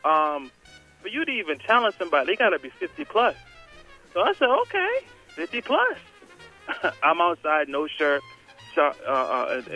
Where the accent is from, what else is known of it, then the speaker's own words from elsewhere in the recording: Boston, Massachusetts, United States; I grew up in Boston